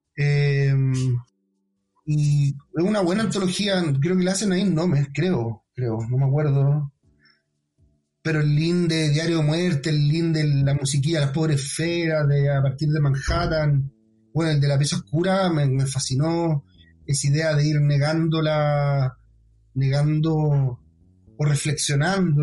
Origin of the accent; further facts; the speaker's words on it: Chile; also born or lived in Ñuñoa, Santiago; nosotros como, como chilenos